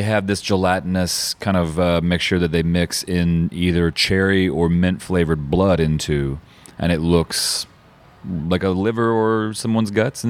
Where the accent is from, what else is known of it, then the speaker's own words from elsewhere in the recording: Denver, Colorado, United States; Denver. Well, just outside of Denver